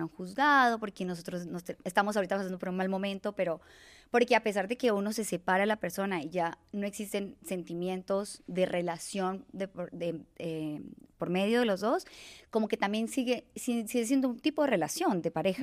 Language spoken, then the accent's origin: Spanish; Bucaramanga, Santander, Colombia; moved away as an adult; now in Mexico; yo soy de Colombia, de una ciudad muy bella que se llama Bucaramanga, en el que adquirí mi gusto eh, por el ecoturismo